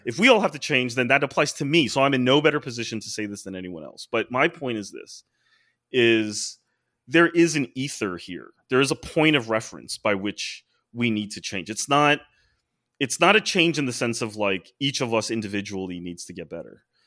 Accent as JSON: {"language": "English", "country": "United States"}